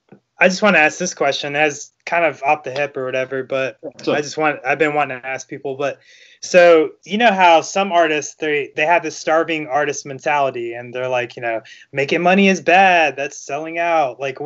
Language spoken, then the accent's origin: English; California, United States; I'm from California, and I grew up skateboarding.